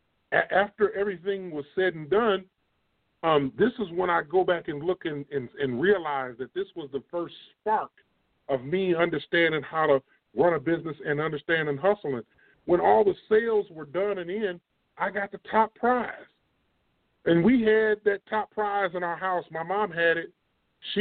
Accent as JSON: {"language": "English", "town": "East Moline", "region": "Illinois", "country": "United States", "said": "East Mo is where I'm from. I'm from East Moline, Illinois"}